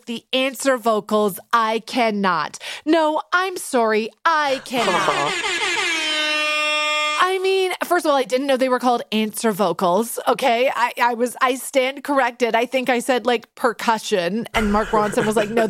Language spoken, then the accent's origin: English; Vancouver, British Columbia, Canada; moved away; my hometown of Vancouver